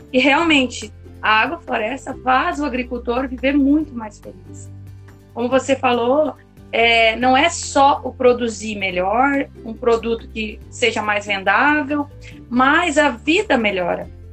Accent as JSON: {"language": "Portuguese", "region": "South Region", "country": "Brazil", "tie": "born or raised there", "said": "eu nasci aqui no Sul e sei muito bem o que é monocultura. E produzir aqui onde eu estou nesse momento é uma cidade muito pequenininha."}